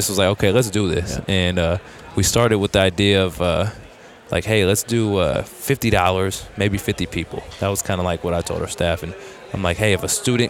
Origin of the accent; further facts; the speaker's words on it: Bay Area, California, United States; I grew up in the Bay Area, an hour from Sacramento